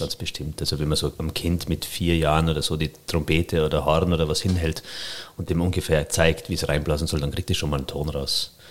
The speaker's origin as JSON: {"language": "German", "town": "Reith bei Kitzbühel", "region": "Tyrol", "country": "Austria", "moved": "yes", "said": "In Kitzbühel, da wo ich herkomme, Reit bei Kitzbühel, ist ja Tourismus ganz groß"}